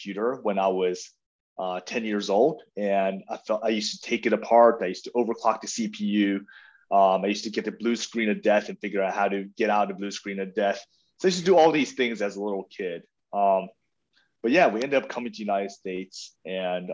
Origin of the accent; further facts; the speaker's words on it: South Africa; moved away; also born or lived in Taiwan; But I was born in Taiwan and grew up in South Africa.